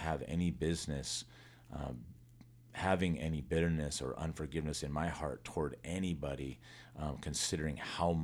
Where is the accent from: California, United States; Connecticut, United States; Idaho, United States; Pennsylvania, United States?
California, United States; Los Angeles County; also born or lived in Simi Valley, California / San Fernando Valley, California; We lived in mostly L.A. County all my life